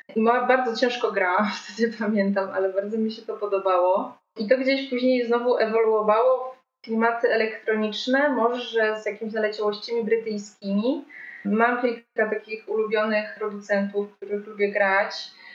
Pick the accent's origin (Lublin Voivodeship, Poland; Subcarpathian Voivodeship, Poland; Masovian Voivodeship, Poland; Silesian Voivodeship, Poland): Subcarpathian Voivodeship, Poland; Krasne; moved away as an adult; now in Kraków, Poland; ja pochodzę z małego miasta na Podkarpaciu, z Krasna, ale wyjechałam tutaj do Krakowa na studia